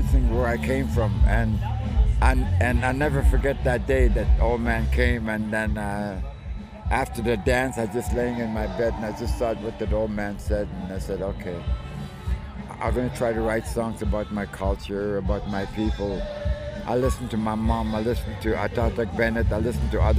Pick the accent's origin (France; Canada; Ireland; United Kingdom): Canada; Inuvik, Northwest Territories; moved away; I'm originally from Inuvik, Northwest Territories